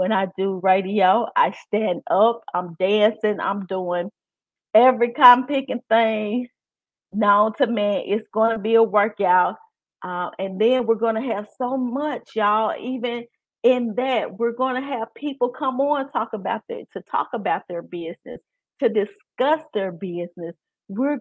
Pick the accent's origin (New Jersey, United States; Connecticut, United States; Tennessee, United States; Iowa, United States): Tennessee, United States; Memphis; accent: country; I'm from Memphis and I'm look country